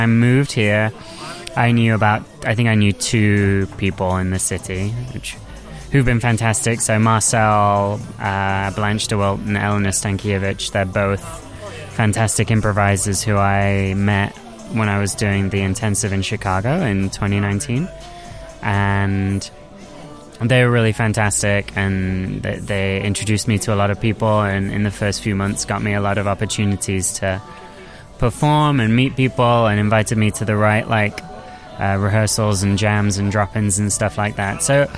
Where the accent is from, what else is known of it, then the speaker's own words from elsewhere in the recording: Nottingham, East Midlands, United Kingdom; which is slightly different to what I guess I grew up with in Nottingham